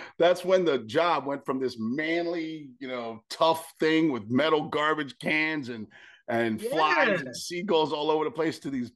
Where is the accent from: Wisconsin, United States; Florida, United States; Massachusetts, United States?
Florida, United States; Fort Lauderdale; I grew up in Fort Lauderdale, Florida, but really, really far west.